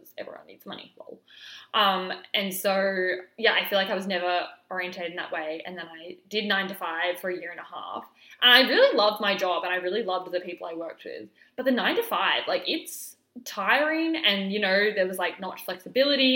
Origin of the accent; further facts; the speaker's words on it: Alice Springs, Northern Territory, Australia; moved away; I actually moved back to my hometown of Alice Springs at the end of 2020 for a couple of months